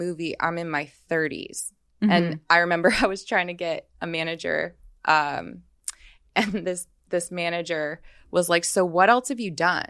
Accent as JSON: {"language": "English", "town": "Las Vegas", "region": "Nevada", "country": "United States", "tie": "born or raised there", "said": "I'm from Vegas."}